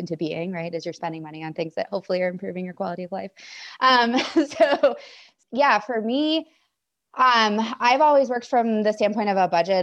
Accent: Maine, United States; moved away as an adult; also born or lived in Washington; I grew up in Maine

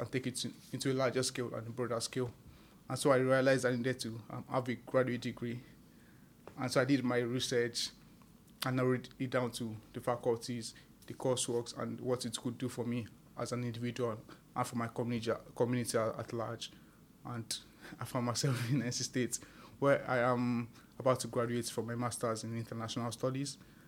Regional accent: Ibadan, Oyo, Nigeria; moved away as an adult; now in United States; I had my growing up in Nigeria. I lived about 2 kilometers north of Lagos, which is Ibadan.

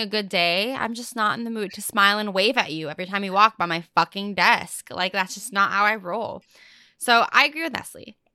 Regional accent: Fullerton, California, United States; first language English; also born or lived in La Habra; I'm from Fullerton. I was born in La Habra

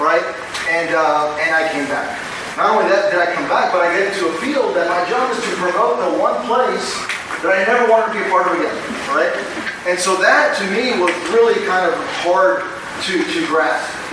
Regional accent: Brownsville, Texas, United States; moved away as an adult; also born or lived in Austin / Washington, D.C. / Rio Grande Valley; I was born and raised in Brownsville, moved to Austin, went to college in Austin, moved to D.C., worked in D.C., came to the Valley

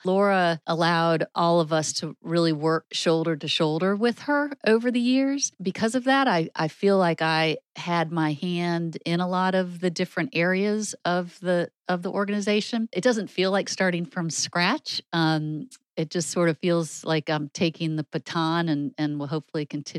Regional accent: Shaker Heights, Ohio, United States; David, I am not. I grew up primarily in Shaker Heights, Ohio.

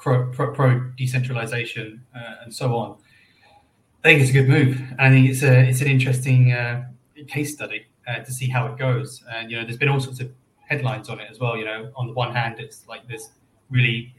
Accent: London, United Kingdom; moved away as an adult; also born or lived in Australia / New Zealand / Indonesia; now in Stockholm, Sweden; Born and raised in London

